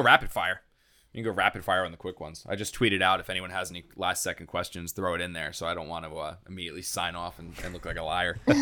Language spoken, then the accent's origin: English; New Jersey, United States; moved away; I grew up in South Jersey